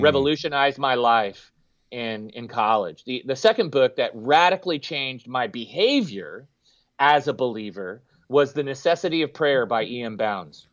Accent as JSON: {"language": "English", "town": "San Jose", "region": "California", "country": "United States", "tie": "born or raised there", "said": "We grew up in West San Jose, Cupertino, Saratoga"}